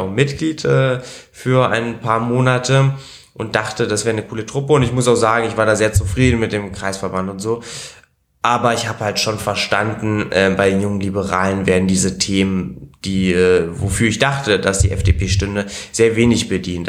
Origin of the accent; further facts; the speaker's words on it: Berlin, Germany; also born or lived in Italy; als ich drei war, sind wir dann nach Deutschland gezogen. Und seitdem bin ich eben hier in Berlin auch. Also ich habe immer in Berlin gewohnt und gelebt. Äh, bin hier zum Kindergarten gegangen, hier bin ich auch in die Schule gegangen